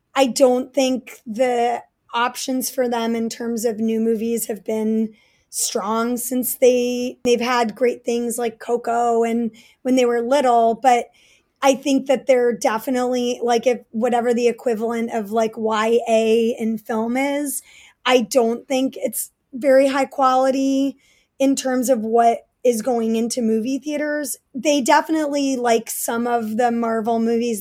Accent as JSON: {"language": "English", "town": "New York City", "region": "New York", "country": "United States", "tie": "born or raised there", "said": "I grew up in Manhattan and Brooklyn"}